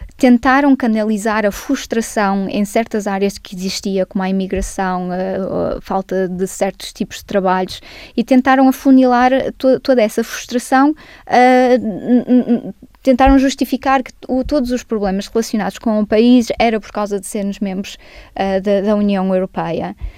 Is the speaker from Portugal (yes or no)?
yes; Barcelos, Norte, Portugal; now in United Kingdom; nasci em Barcelos. Ah, nasci portuguesa